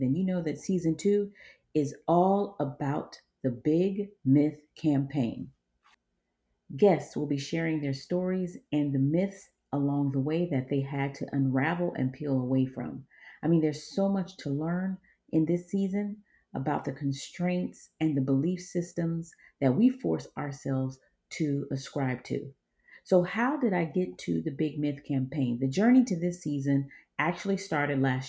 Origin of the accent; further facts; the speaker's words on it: Georgia, United States; I was raised in Georgia by an East African father, West African mother, and an African community